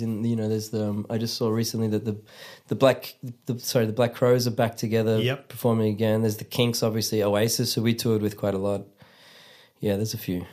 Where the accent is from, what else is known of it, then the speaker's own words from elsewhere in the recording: Melbourne, Victoria, Australia; moved away as an adult; now in Germany; I grew up in Australia, not not really ever feeling completely Australian or completely Italian or completely Scottish.